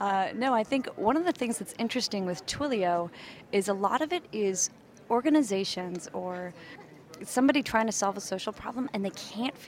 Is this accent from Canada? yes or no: yes; Canada; moved away as an adult; now in San Francisco, United States; I was from Canada